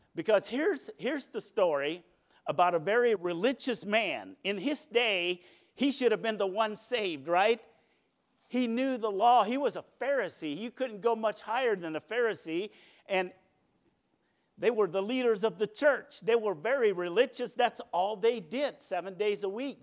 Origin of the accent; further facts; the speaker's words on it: New London, United States; I was born at the New London Hospital